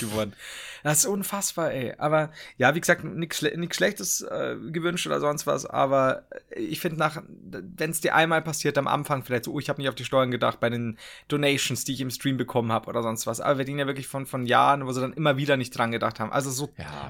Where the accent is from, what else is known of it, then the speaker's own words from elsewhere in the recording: Regensburg, Bavaria, Germany; ich komme aus Regensburg